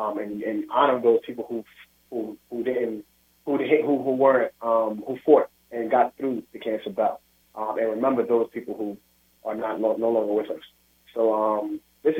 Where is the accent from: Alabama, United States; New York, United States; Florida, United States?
New York, United States; New York City; I grew up in the Williamsburg Projects, single mother, father got killed when I was young.